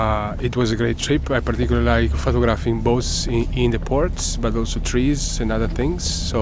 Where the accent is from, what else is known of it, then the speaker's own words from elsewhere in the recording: Italy; I'm Italian. It's my first time in Japan.